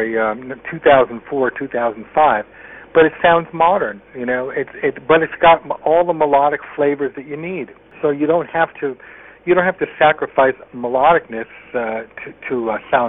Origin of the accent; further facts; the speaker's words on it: Connecticut, United States; I was a guy from Connecticut